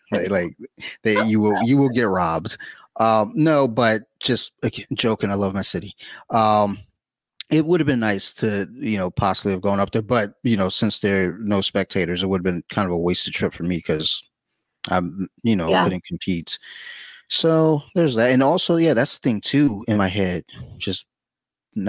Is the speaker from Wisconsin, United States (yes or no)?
no; Detroit, Michigan, United States; I'm from Detroit